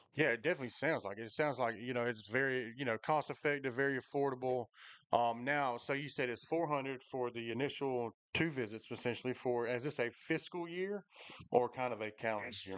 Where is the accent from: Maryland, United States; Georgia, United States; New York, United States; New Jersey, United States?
Georgia, United States; Macon; I definitely grew up in Macon